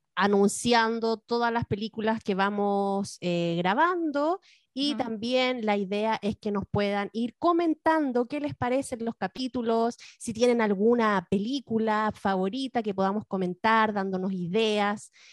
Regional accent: Chile; moved away as an adult; now in California, United States; soy una chilena que vive en California hace ya ocho años

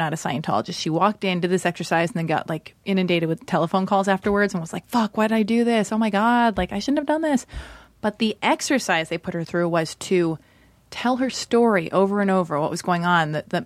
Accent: Los Angeles, California, United States; I was born and raised in Los Angeles.

